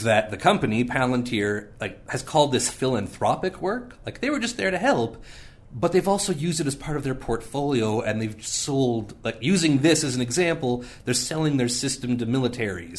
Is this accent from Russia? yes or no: no; Canada; I was raised in Canada